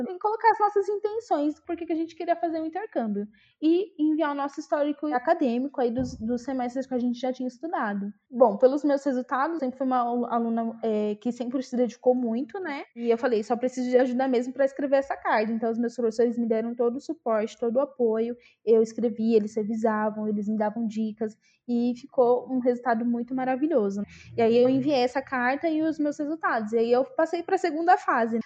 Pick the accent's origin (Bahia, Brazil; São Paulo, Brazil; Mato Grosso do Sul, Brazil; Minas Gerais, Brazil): São Paulo, Brazil; Itaquaquecetuba; moved away as an adult; also born or lived in Ermelino Matarazzo, São Paulo; now in São Paulo, Brazil; eu sou nascida e criada em Itacoaxetuba, minha cidade aí do coração.